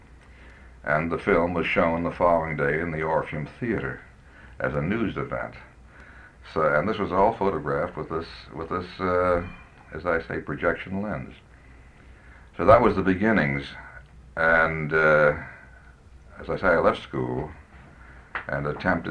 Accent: San Francisco, California, United States; San Francisco, which is my hometown

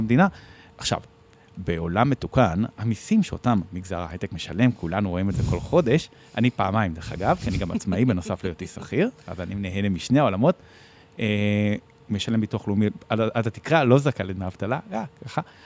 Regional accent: Bat Yam, Tel Aviv District, Israel; נולדתי וגדלתי בבת ים

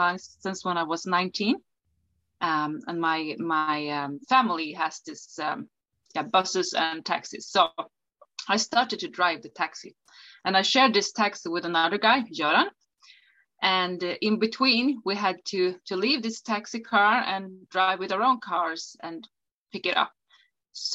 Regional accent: Umeå, Västerbotten County, Sweden; English is a second language; Up in the northern part of Sweden called Umeå. And I grew up here.

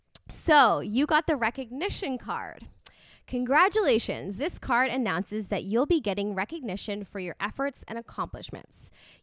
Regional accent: Canada; So whenever I go to the States, people always think that I'm from California just because of the way that I sound.

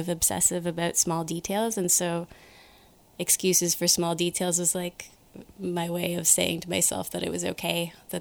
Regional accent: Ottawa, Ontario, Canada; I grew up in Ottawa.

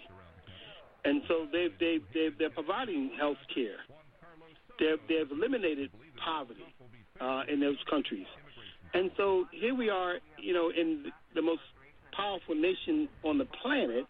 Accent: Baltimore, Maryland, United States; a young kid growing up in Baltimore

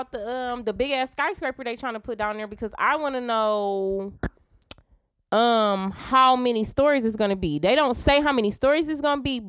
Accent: Detroit, Michigan, United States; I'm from the West.

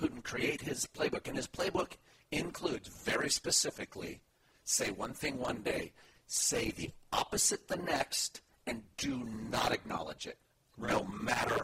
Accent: Los Alamos, New Mexico, United States; moved away as an adult; now in Oakland, United States; almost immediately moved back to where my parents were from, which was Los Alamos, New Mexico

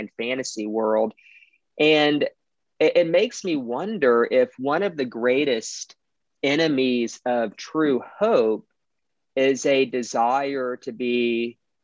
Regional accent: Beaumont, Texas, United States; I'm from Beaumont, Texas. It's kind of Southeast Texas, right by the border of Louisiana

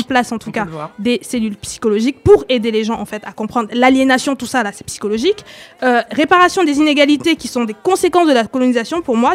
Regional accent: Cameroon; now in France; je suis originaire du Cameroun

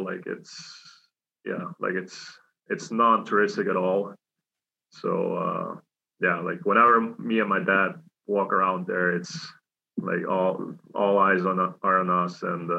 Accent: Switzerland; English is a second language; also born or lived in Thailand; now in United States; I grew up in Switzerland the most of the time.

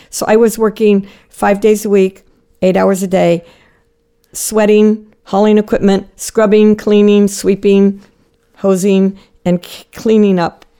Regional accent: Jensen Beach, Florida, United States; I grew up in Florida in a small town called Jensen Beach, which is about 100 miles north of Miami.

